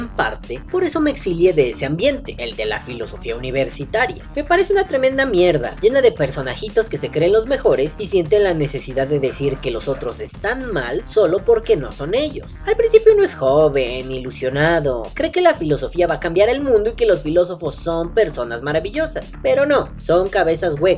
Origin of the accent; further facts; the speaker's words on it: Guatemala; moved away; suena gracioso decir que salí de Guatemala para entrar a Guatepeor.